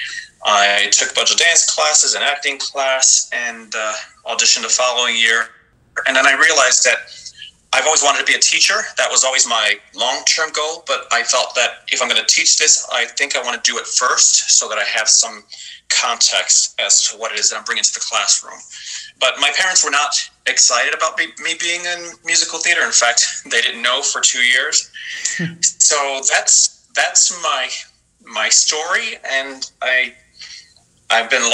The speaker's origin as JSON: {"language": "English", "town": "Miami", "region": "Florida", "country": "United States", "tie": "born or raised there", "also_born_or_lived": "New York", "said": "I'm from New York originally, but I grew up in Miami, Florida"}